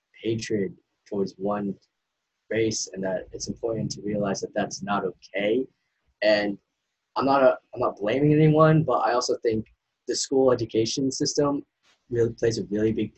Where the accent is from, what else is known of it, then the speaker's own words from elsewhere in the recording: Maine, United States; also born or lived in Asia; I'm from Maine